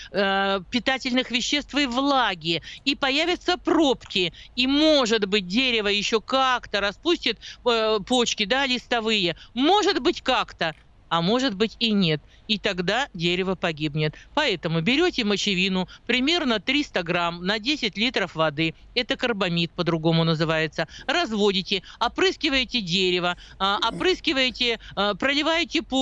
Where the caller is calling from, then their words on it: Moscow Oblast, Russia; Я из Московской области.